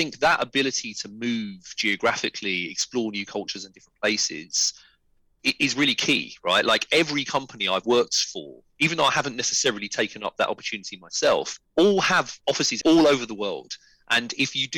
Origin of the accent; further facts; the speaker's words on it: London, United Kingdom; a born and bred Londoner